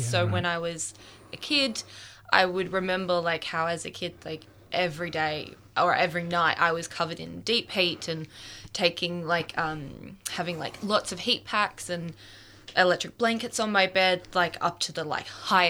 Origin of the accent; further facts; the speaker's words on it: Melbourne, Victoria, Australia; So I'm 24 years old. I'm from Melbourne. God, that sounded really Aussie. born and bred Australian, and I am a photographer.